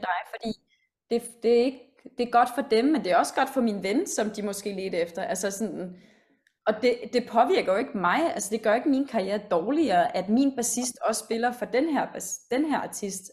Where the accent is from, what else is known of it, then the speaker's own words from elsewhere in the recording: Denmark; moved away as an adult; now in London, United Kingdom; Jeg er jo også mm. øh, født og opvokset i Danmark.